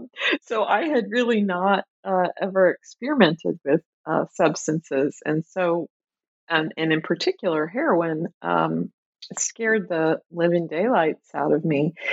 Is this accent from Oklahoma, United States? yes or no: yes; Tulsa, Oklahoma, United States; now in Minneapolis, United States; Sure. I grew up in Tulsa, Oklahoma. I live right now in the Twin Cities, in Minneapolis in particular.